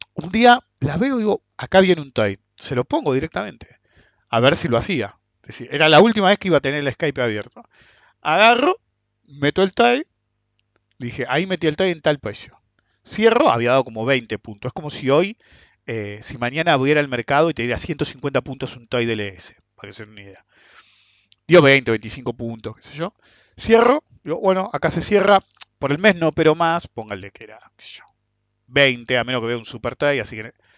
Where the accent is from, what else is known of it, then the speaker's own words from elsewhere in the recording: Buenos Aires, Argentina; somos de Buenos Aires